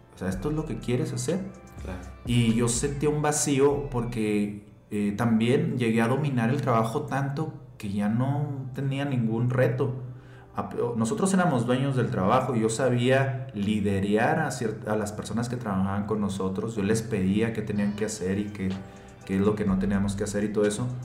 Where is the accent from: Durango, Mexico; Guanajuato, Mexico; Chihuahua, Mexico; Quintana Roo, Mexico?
Chihuahua, Mexico; Hidalgo del Parral; accent: checheo; somos de Chihuahua y así hablamos los de Chihuahua